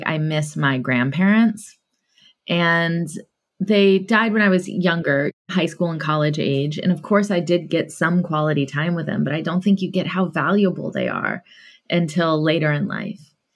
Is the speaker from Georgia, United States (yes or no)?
yes; Atlanta, Georgia, United States; Growing up in Atlanta, Georgia, in the South, in the 80s